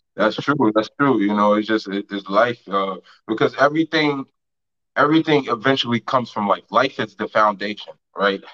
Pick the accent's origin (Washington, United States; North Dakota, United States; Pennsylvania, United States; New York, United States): New York, United States; I'm a New Yorker